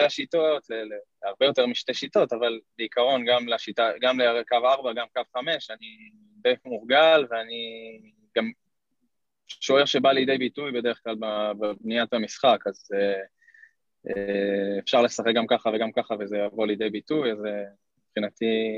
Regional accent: Kfar Saba, Central District, Israel; also born or lived in Netherlands; נולדתי בכפר סבא

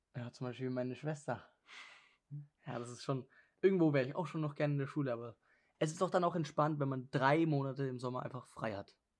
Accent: Germany; moved away; ich bin ja aus Deutschland und in Deutschland kann ich ziemlich viele Dialekte

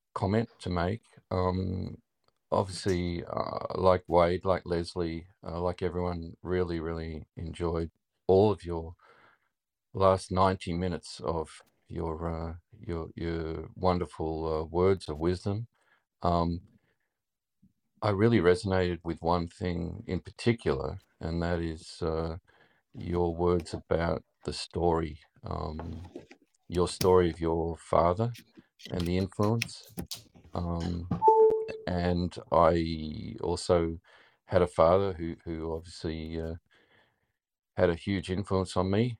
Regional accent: Australia; accent: Australian; my Australian accent

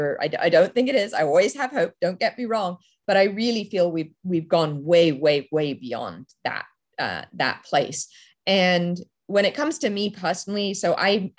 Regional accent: England, United Kingdom; now in United States; I grew up in England

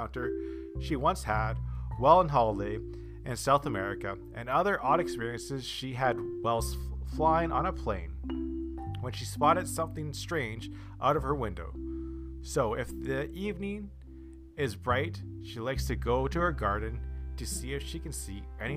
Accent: Canada; I'm from Canada

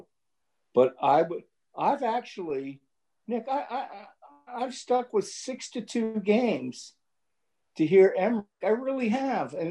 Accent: New York City, New York, United States; I grew up on Staten Island

